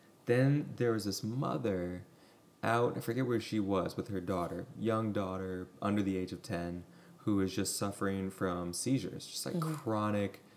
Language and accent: English; Midwest, United States; you and I grew up in the Midwest